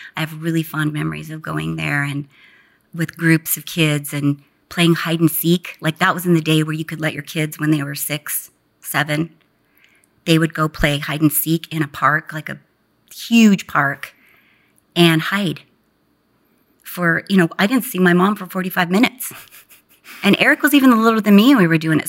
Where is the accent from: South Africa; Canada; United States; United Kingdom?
United States; Garden Grove, California; moved away; also born or lived in Westminster, California; I was born in Westminster, but was raised in Garden Grove, which is about ten minutes from Disneyland